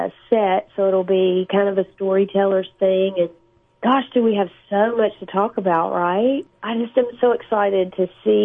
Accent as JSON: {"language": "English", "town": "Nashville", "region": "Tennessee", "country": "United States", "also_born_or_lived": "Los Angeles, United States", "moved": "as an adult", "lives_now": "Florida, United States", "said": "We left L.A. after 20 years, if you can believe it, because I'm from Nashville, but mm-hmm. I was out in California for 20 years, and with the crazy that we've all been going through, we decided to just come back to the South"}